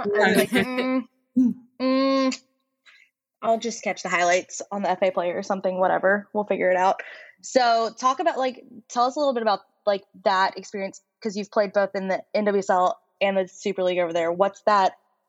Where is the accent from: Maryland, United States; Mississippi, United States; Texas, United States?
Mississippi, United States; also born or lived in Nashville, Tennessee; now in Louisville, United States; I'm from Mississippi.